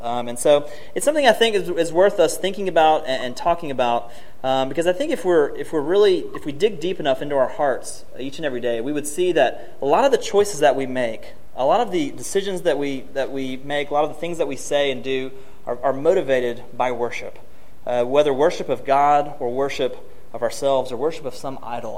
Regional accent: Martin, Tennessee, United States; moved away; near my hometown of Martin.

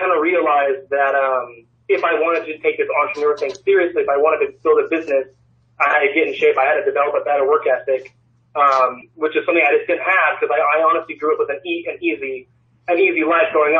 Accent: California, United States; now in Portland, United States; I was born back in California

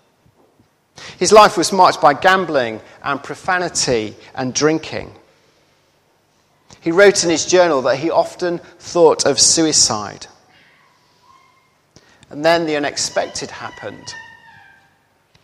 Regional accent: Hull, Yorkshire and the Humber, United Kingdom; my hometown at Hull

